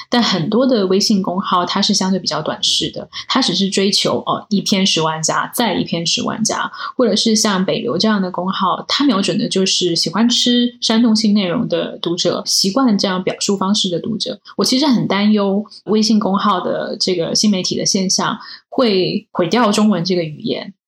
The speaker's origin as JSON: {"language": "Chinese", "country": "China", "tie": "born or raised there", "moved": "as an adult", "lives_now": "United States", "said": "我们在中国长大了"}